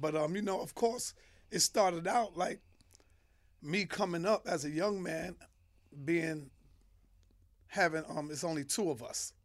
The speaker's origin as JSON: {"language": "English", "town": "New York City", "region": "New York", "country": "United States", "tie": "born or raised there", "said": "born and raised in Harlem, uptown"}